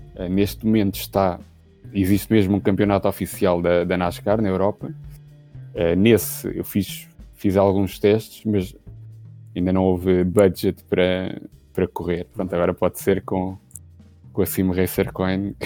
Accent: Lisbon, Portugal; Sou de Lisboa, mas estou no Porto neste momento, na casa dos sogros

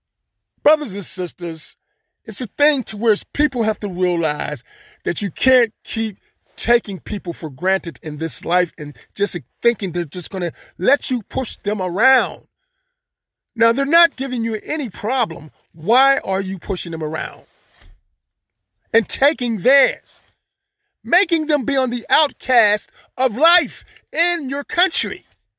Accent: Florida, United States; No, not really. I'm from Florida. A little bit more different, warmer climate, more pleasant.

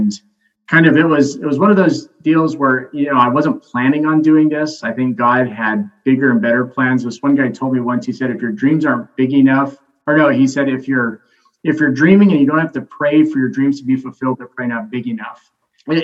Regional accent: Alberta, Canada; moved away; I moved originally here from Alberta, Canada, and became a pastor about 5 years ago.

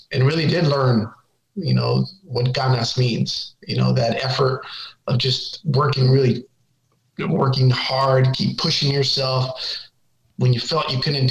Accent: Salinas, California, United States; also born or lived in Sonora, Mexico; growing up in Salinas

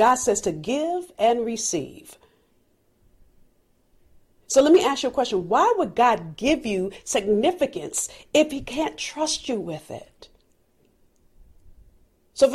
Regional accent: California, United States; I'm from California. I don't know how to drive in the snow.

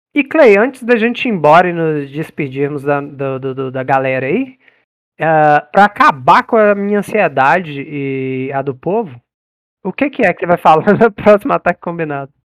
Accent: interior of Minas Gerais, Brazil; eu sou do interior de Minas

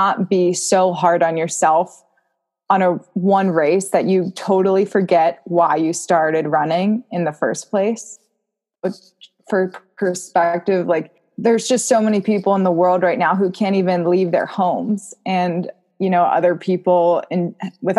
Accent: Butler, Pennsylvania, United States; Butler, which, as I said, is my hometown

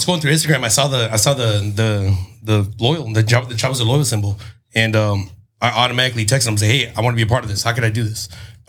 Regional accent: Chula Vista, California, United States; I grew up here in Chula Vista. I went to Hilltop.

